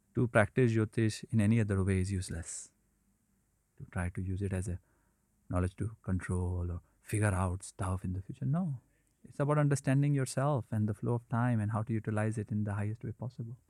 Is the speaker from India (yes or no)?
yes; India; when I was growing up in India